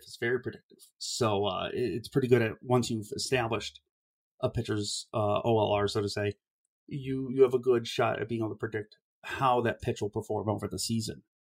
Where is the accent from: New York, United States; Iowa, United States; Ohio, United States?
Ohio, United States; Cleveland; I grew up in Ohio